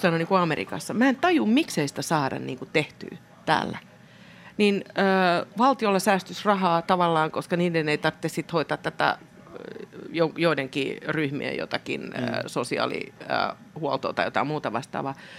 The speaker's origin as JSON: {"language": "Finnish", "town": "Helsinki", "region": "Uusimaa", "country": "Finland", "tie": "born or raised there"}